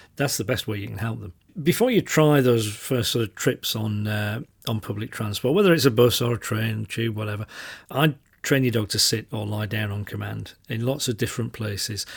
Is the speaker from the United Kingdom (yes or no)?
yes; Yorkshire and the Humber, United Kingdom; I'm from Yorkshire